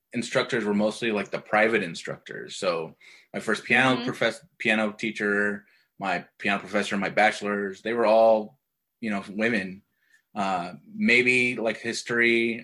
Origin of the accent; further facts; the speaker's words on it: Idaho, United States; I'm originally from Idaho